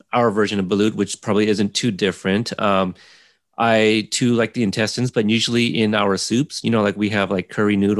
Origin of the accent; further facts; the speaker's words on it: Corpus Christi, Texas, United States; I was born in Texas, Corpus Christi